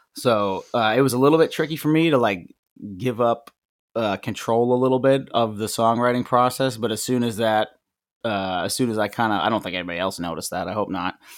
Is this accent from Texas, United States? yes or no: no; Maine, United States; I'm from Maine. I grew up in Maine, uh, for the most part, anyways, and about a half hour outside of Portland